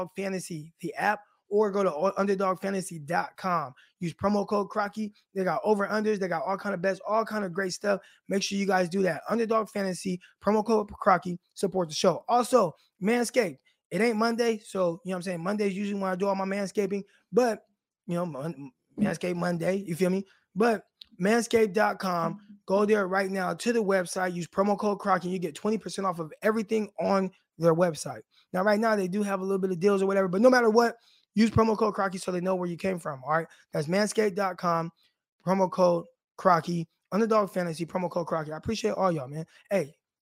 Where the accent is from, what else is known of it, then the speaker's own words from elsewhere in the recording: Stockton, California, United States; moved away as an adult; now in Arkansas, United States; I'm from the North Side, Valverde Park